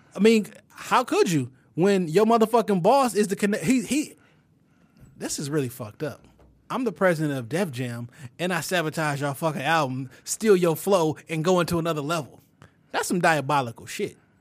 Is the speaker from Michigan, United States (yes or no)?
yes; Detroit, Michigan, United States; I'm still from the West Side, Detroit